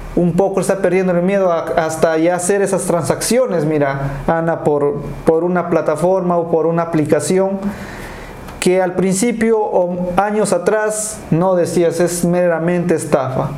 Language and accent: Spanish; Peru; somos peruanos buenos emprendedores